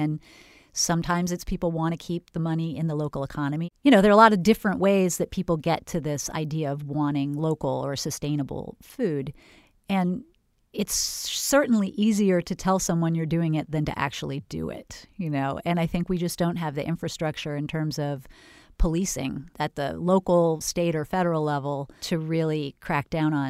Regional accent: California, United States; moved away as an adult; I was from Northern California and moved to Florida and wondered why the farmers markets had no farmers at them.

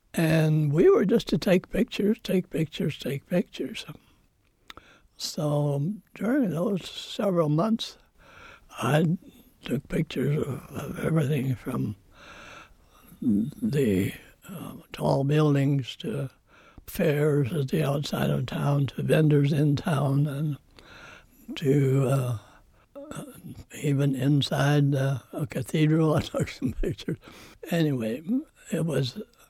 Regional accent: Fairview, United States; moved away as an adult; also born or lived in Oregon / Washington; Fairview, my hometown

